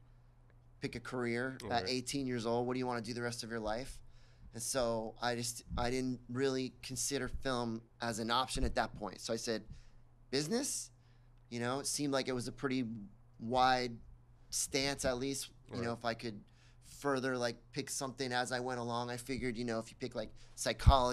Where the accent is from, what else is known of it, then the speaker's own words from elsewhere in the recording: Miami, Florida, United States; I grew up in Miami and loved growing up in Miami